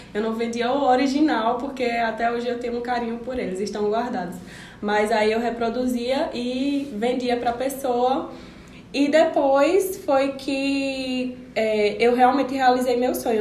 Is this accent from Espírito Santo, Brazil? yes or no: no; Serra Talhada, Pernambuco, Brazil; moved away as an adult; now in Caruaru, Brazil; Eu sou de Serra Talhadense e vim para Caruaru para estudar